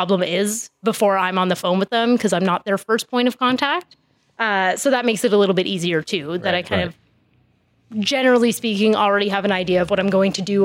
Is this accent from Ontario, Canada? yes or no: yes; Ottawa, Ontario, Canada; also born or lived in Peterborough; I'm from Ottawa originally